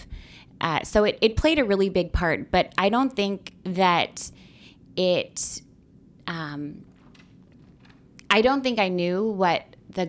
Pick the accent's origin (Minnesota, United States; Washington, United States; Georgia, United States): Washington, United States; Camano Island; moved away as an adult; now in Portland, United States; I grew up on Camino Island, which is about 5 hours north on the five